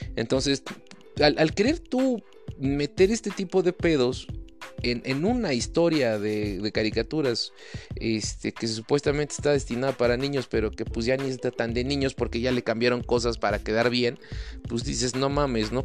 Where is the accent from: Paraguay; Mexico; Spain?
Mexico; lo digo como, como mexicano, cabrón, como latino.